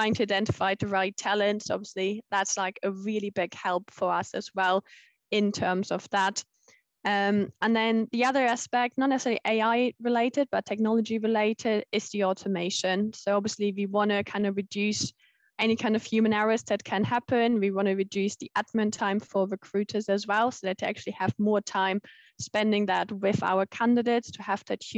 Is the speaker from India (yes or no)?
no; Germany; moved away as an adult; also born or lived in Leeds, United Kingdom; now in United Kingdom; I'm originally from Germany